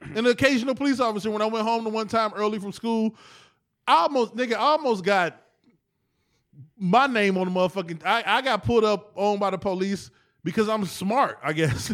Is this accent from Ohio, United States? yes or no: yes; East Cleveland, Ohio, United States; We came back to E C.